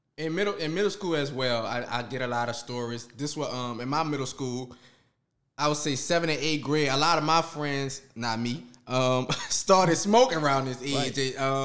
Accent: New Orleans, Louisiana, United States

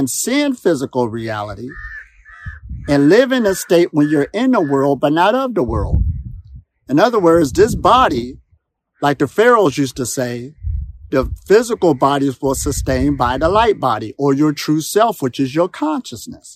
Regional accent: Ohio, United States; moved away; also born or lived in Pittsburgh, Pennsylvania; I'm from Ohio, USA.

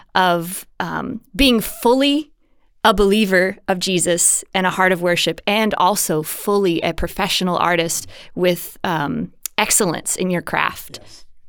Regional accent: Mississippi, United States; now in Houston, United States; where I grew up in Mississippi in the States

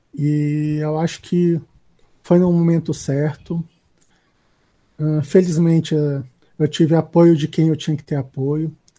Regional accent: Brasília, Federal District, Brazil; eu sou de Brasília

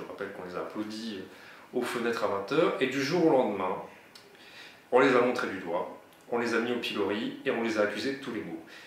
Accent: Narbonne, Occitania, France; je suis de Narbo Marcius, mais également du pays Qatar

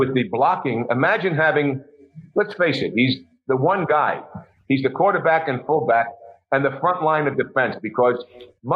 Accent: New York City, New York, United States; I'm from Queens, Astoria

